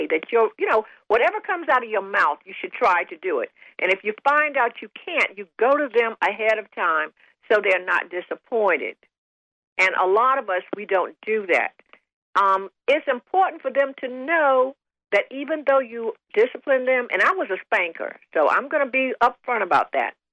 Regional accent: the South, United States; Because, see, growing up in the South, you didn't put your grandmothers in nursing homes.

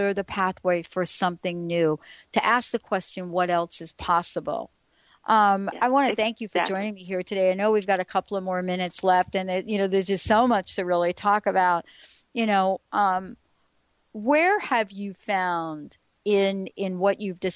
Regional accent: New York City, New York, United States; moved away; I grew up in New York

